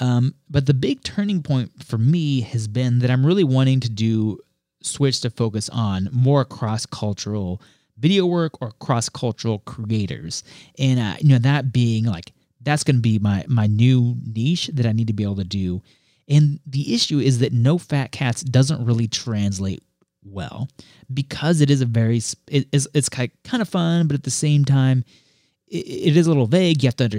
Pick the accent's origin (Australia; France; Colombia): Colombia; also born or lived in Puerto Rico / Ecuador; I mean, with my background, I grew up in Colombia and Puerto Rico through middle school and elementary school. You know, lived in Ecuador for 2 years after graduating from school.